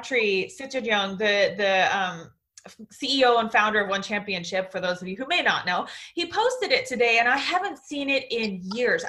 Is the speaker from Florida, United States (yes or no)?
no; Pacific Northwest, Washington, United States; moved away as an adult; now in Singapore; I'm from Washington. I'm from the right. Pacific Northwest. I grew up on 5 acres